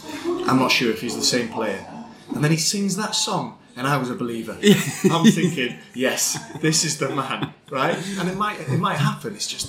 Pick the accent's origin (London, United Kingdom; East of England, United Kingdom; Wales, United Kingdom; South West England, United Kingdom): Wales, United Kingdom; North; I'm a Welsh boy from North Wales.